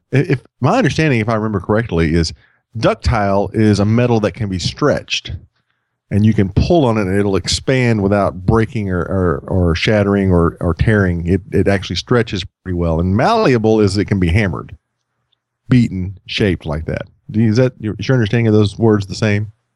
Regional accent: Texas, United States; moved away; I'm from Texas

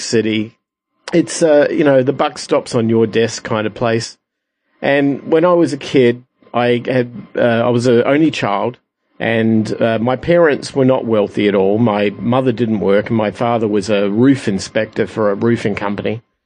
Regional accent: Adelaide, South Australia, Australia; I'm from Adelaide, Australia

